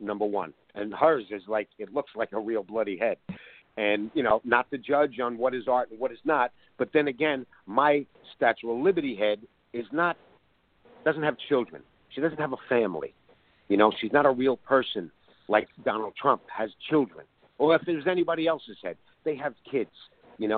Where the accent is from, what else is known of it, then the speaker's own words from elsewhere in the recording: New York, United States; I'm a New Yorker and an artist.